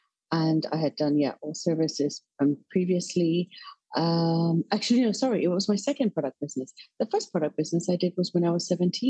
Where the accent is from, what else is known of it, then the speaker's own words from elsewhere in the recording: London, United Kingdom; also born or lived in Australia / Malaysia / Edinburgh / Dunfermline; now in Singapore; So I'm …. And while I'm originally from London, I have moved around the world a couple of times.